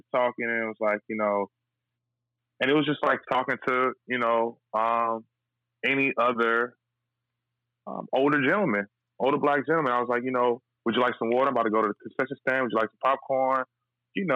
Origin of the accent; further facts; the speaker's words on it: Washington, District of Columbia, United States; I'm a kid from Southeast D.C.